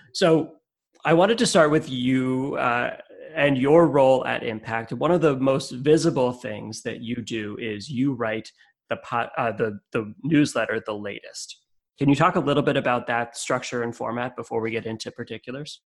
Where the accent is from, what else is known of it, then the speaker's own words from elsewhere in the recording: Connecticut, United States; moved away as an adult; also born or lived in California / upstate New York / Vermont / Massachusetts; I lived I live in Connecticut. I grew up in Connecticut, but I've lived in different places in the world in California and upstate New York Vermont and Massachusetts, and even overseas.